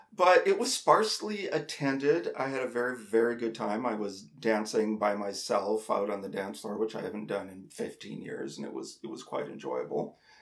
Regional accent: North Dakota, United States; I grew up in North Dakota

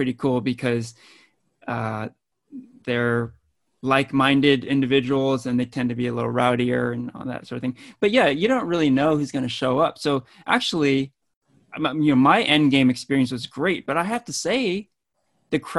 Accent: Danville, California, United States; I grew up in Danville, California

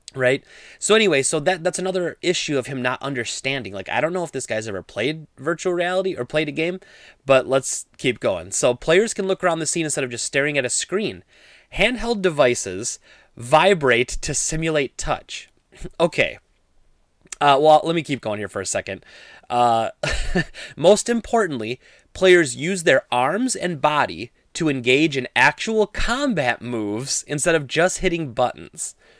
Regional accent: Midwest, United States; I grew up in the Midwest

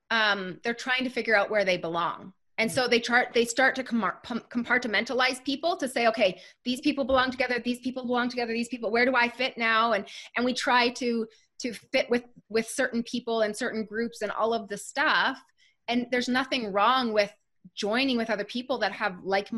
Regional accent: Canada; I'm a Canadian girl

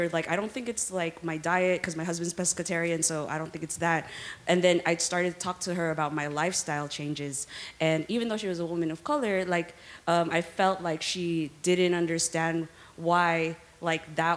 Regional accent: Philippines; moved away as an adult; now in California, United States; where I grew up in the Philippines

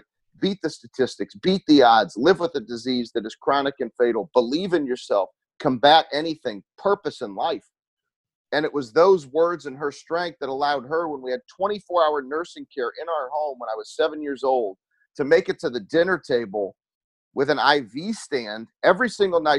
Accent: St. Louis, Missouri, United States; I'm from St. Louis, Missouri. I live in St. Louis.

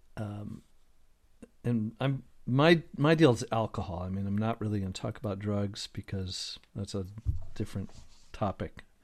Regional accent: Detroit, Michigan, United States; I grew up in Detroit

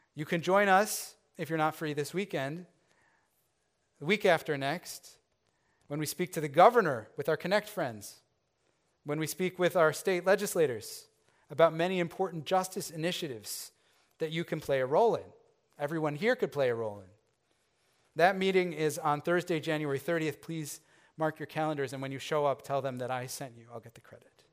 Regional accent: Chicago, Illinois, United States; I grew up in the Chicago area

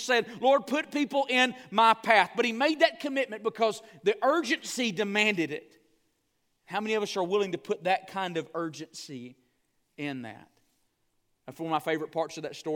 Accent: the South, United States; I grew up in the South

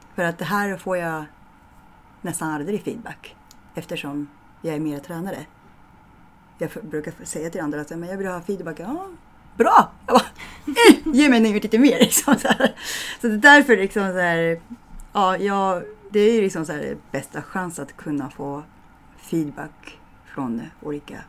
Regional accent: Japan; Swedish is a second language; moved away as an adult; also born or lived in Medåker, Sweden; now in Stockholm, Sweden; när jag var dagisbarn, så jag kollade på TVn när jag bodde i Japan

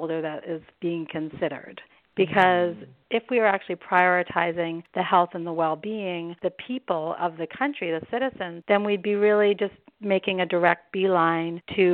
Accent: Canada; moved away as an adult; also born or lived in Germany; now in United States; I'm originally from Canada, where we have, you know, what's considered to be national health care

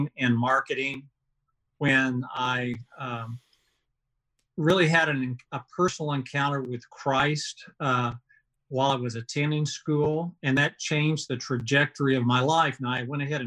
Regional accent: Marion, Illinois, United States; moved away as an adult; now in Oklahoma City, United States; I grew up in Marion, Illinois, which is about five and a half hours south of Chicago in the southern part of Illinois.

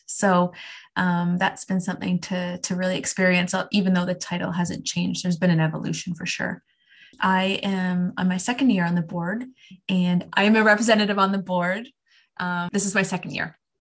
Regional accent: Canada; I am Canadian

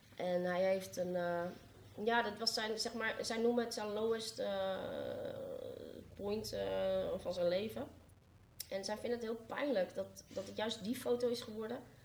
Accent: Amsterdam, North Holland, Netherlands; born or raised there

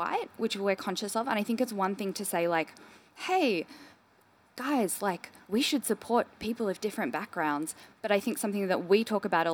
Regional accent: Melbourne, Victoria, Australia; I grew up in Melbourne

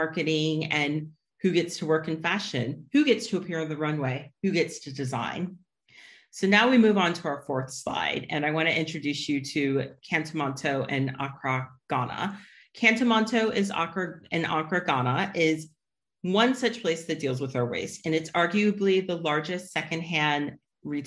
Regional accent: United States; As an American

